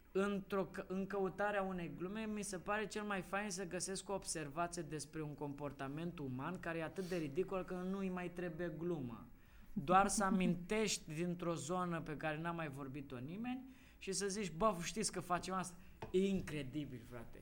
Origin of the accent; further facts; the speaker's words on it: Moldavia, Romania; ca moldovean